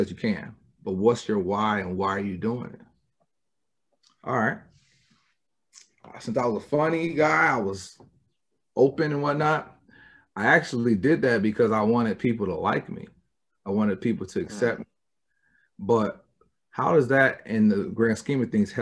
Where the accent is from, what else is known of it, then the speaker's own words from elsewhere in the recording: Michigan, United States; I'm from Michigan